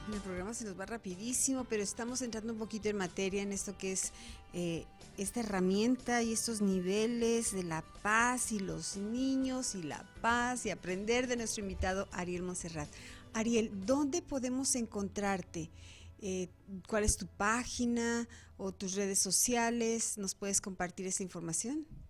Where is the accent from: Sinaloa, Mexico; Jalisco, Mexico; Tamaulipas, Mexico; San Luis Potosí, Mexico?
Jalisco, Mexico; Guadalajara; moved away as an adult; now in Arizona, United States; estuve como 15 años en México, en la ciudad de Guadalajara, de donde soy originaria